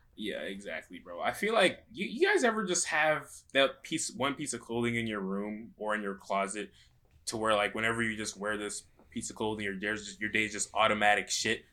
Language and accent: English; Atlanta, Georgia, United States; I'm from Atlanta